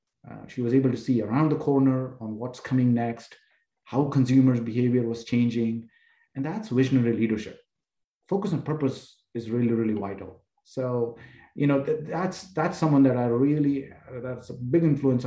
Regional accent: India; now in Houston, United States; I grew up in a middle-class family in India

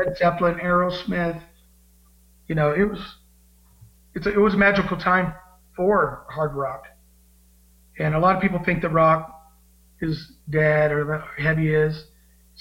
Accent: Bakersfield, California, United States; Growing up in Bakersfield, it's a very musical place to live

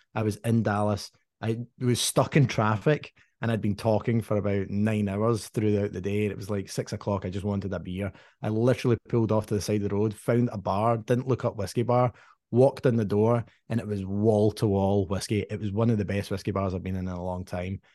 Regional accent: Dumbarton, Scotland, United Kingdom; moved away; I grew up in Dumbarton

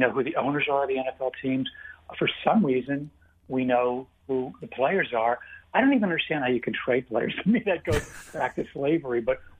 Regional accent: Philadelphia, Pennsylvania, United States; because I'm from the Philadelphia area

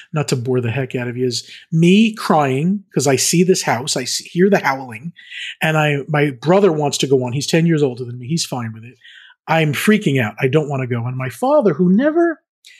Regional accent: Long Island, New York, United States; I grew up in Long Island, New York

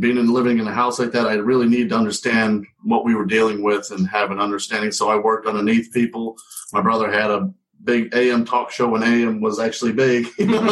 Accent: New England, United States; moved away; I grew up in New England

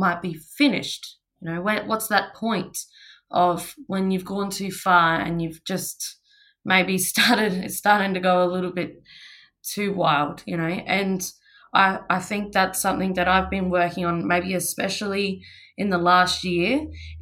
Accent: Australia; I grew up on Bangla country and I'm currently living

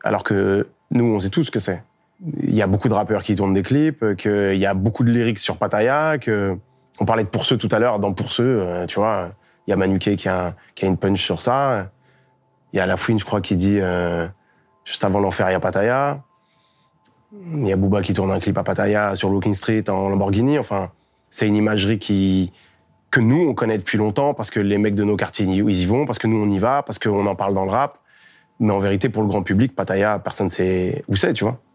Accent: Melun, Île-de-France, France; Donc je deviens dresseur de chiens. chez moi, à Melun

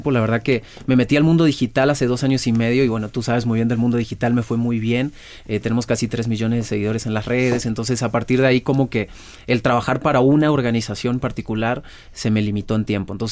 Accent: Argentina; now in Baja California, Mexico; yo soy argentino, pero ya soy más mexicano.

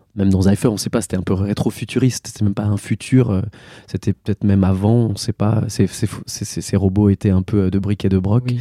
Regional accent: Mulhouse, Grand Est, France; là où moi je suis né. J'ai grandi en Alsace

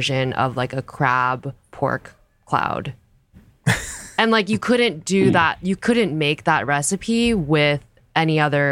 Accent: Garden Grove, California, United States; now in New York, United States; I grew up in Southern California. There's a little part of Garden Grove in Southern California called Little Saigon, where a lot of Vietnamese immigrants settled, including my parents

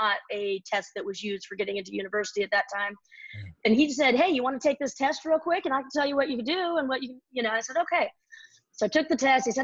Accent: right outside of San Francisco, Northern California, United States; I was born and raised in Northern California, right outside of San Francisco here

